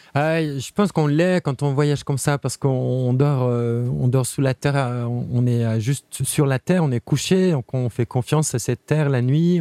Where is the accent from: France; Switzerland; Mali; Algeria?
Switzerland; Geneva; je suis né à Genève